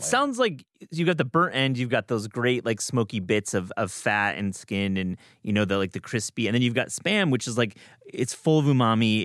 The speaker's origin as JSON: {"language": "English", "region": "Michigan", "country": "United States", "also_born_or_lived": "Wisconsin", "moved": "yes", "said": "I'm from Michigan. I went to college in Wisconsin"}